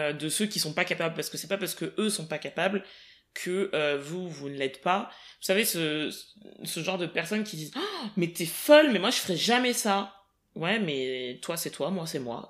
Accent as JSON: {"language": "French", "town": "Paris", "region": "Île-de-France", "country": "France", "tie": "born or raised there", "said": "je suis né à Paris, j'ai grandi en île de france"}